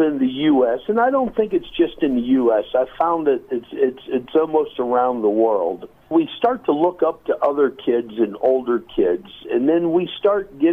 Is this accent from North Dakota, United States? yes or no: yes; North Dakota, United States; I'm from the U.S. I was born in North Dakota.